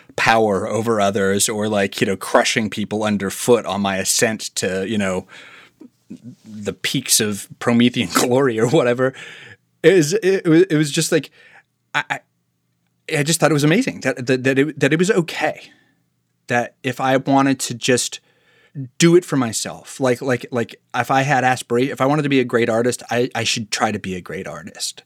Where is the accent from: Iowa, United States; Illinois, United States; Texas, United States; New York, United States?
Iowa, United States; Marshalltown; moved away; my entire childhood, my dad was the chief of police in my hometown.